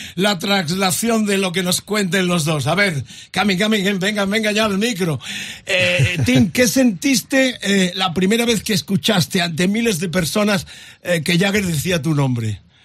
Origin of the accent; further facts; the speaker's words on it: Andalusia, Spain; yo también soy andaluz